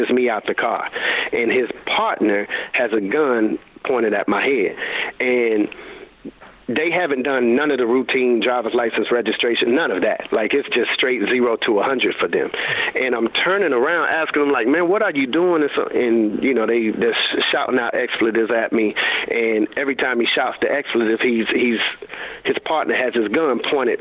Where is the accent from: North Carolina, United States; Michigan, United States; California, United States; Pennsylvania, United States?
North Carolina, United States; Raleigh; born or raised there